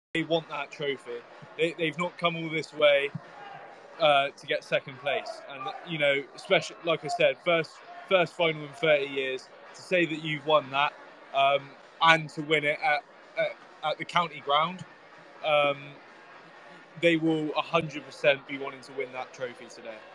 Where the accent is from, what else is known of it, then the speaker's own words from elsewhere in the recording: Melksham, South West England, United Kingdom; I'm I'm from Melksham